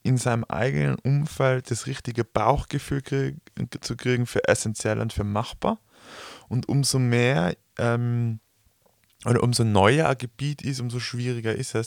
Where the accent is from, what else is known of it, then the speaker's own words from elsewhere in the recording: Tyrol, Austria; wir kommen aus Tirol, wir sind umgeben von Bergen